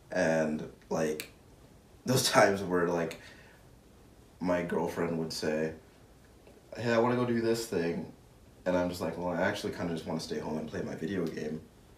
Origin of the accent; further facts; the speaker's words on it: Hawaii, United States; And thank you to me. I'm from Hawaii.